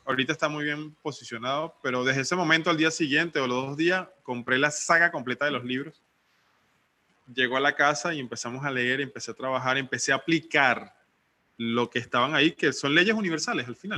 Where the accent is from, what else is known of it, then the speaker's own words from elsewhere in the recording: Venezuela; moved away as an adult; now in Playa del Carmen, Mexico; soy hijo único venezolano. Estoy viviendo ahorita en México, en, un lugar paradisíaco que se llama Playa del Carmen